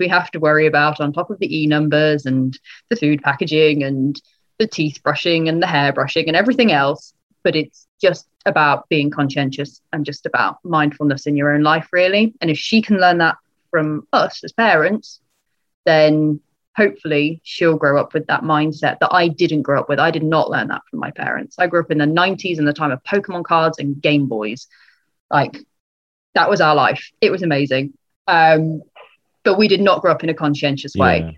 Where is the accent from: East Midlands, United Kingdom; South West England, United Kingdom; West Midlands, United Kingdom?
East Midlands, United Kingdom; Leicestershire; I grew up in Leicestershire.